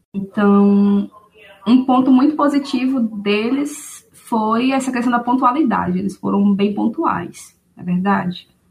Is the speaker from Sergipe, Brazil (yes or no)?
yes; Aracaju, Sergipe, Brazil; eu sou da cidade de Aracaju, Sergipe, né? Resido aqui até hoje.